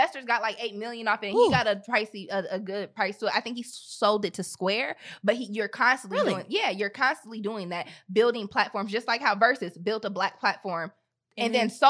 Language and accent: English; United States; But one thing I can say though is I'm American.